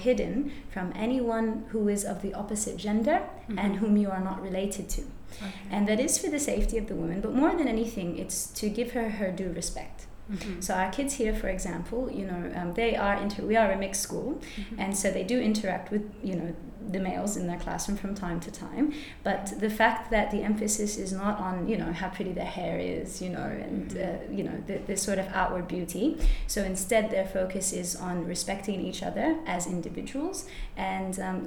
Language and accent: English; Perth, Western Australia, Australia; also born or lived in United States; I was born in America. My mum was raised Catholic and born in Santa Clara in California to Mexican parents, Mexican background, yeah. My dad is an engineer. And so for that reason, we moved to Perth in 1996. And I was in year two at that time